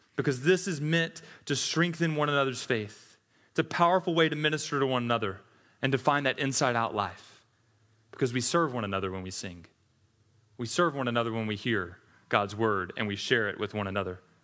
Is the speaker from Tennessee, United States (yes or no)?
yes; Tennessee, United States; also born or lived in Mississippi; I'm from Tennessee, was born in Mississippi, so we say y'all there.